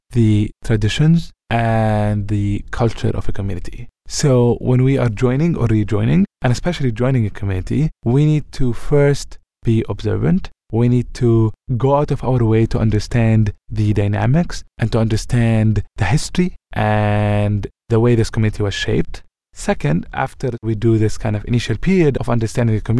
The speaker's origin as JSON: {"language": "English", "town": "Ramallah", "region": "West Bank", "country": "Palestine", "tie": "born or raised there", "moved": "as an adult", "said": "my hometown, Ramallah, in the West Bank"}